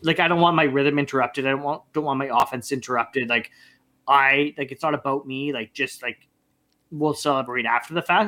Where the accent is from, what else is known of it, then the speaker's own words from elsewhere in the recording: Canada; being Canadian, we're hockey guys